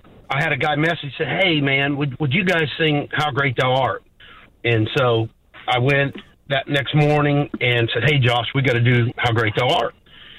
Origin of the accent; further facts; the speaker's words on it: Southern Illinois, United States; accent: Southern; I'm from Southern Illinois.